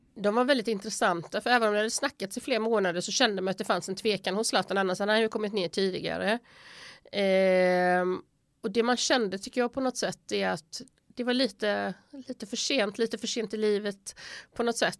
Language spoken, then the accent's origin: Swedish; Sweden; moved away as an adult; now in Italy; hemma i Sverige